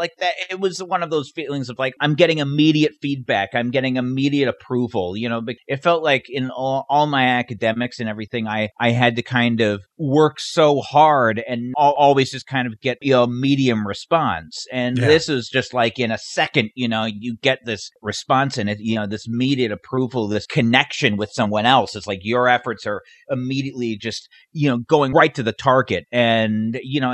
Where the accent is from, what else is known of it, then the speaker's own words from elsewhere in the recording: Davis, California, United States; also born or lived in Sacramento, California; I grew up in Sacramento area, kind of I just outside Sacramento. In Davis, but then when I was a teenager, spent most of my time in Sacramento.